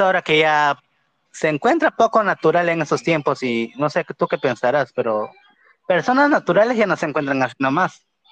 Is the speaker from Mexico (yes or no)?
no; Pucallpa, Ucayali, Peru; yo soy de Pucallpa